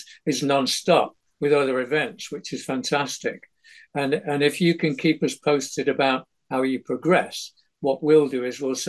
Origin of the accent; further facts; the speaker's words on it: Manchester, North West England, United Kingdom; also born or lived in Ashton-under-Lyne / Openshaw / Marple Bridge; I was born in Ashton-under-Lyne, but that was where the hospital was. But I lived in Openshaw for the first 9 years of my life. And then we moved out to South Manchester, a place called Marple Bridge